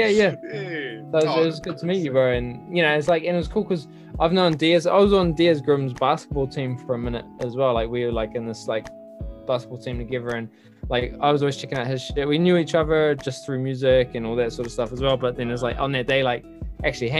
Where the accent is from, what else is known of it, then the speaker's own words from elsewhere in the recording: Auckland, New Zealand; also born or lived in Henderson; born and raised in Auckland, bro. Grew up in Avondale.